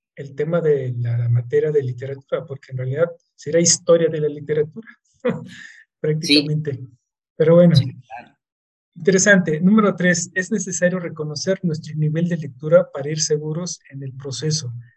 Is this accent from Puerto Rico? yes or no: no; Mexico; como mexicanos